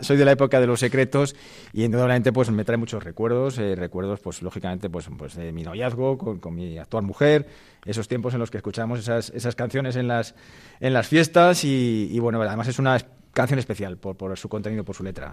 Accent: Madrid, Community of Madrid, Spain; soy abogado madrileño

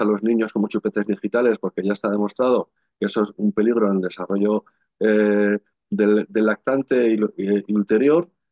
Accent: Navarre, Spain; el valle donde está mi pueblo, en Navarra

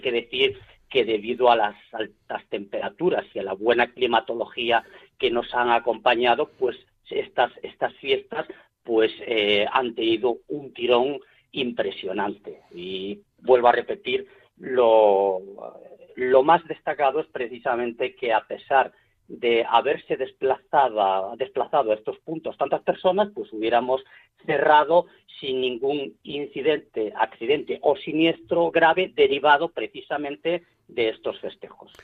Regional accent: Galicia, Spain; como gallegos estamos eh, en todas las partes del mundo

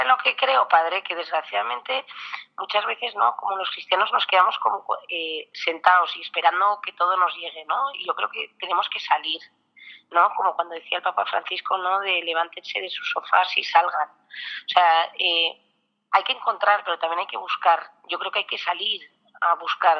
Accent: Basque Country, Spain; soy muy vasca

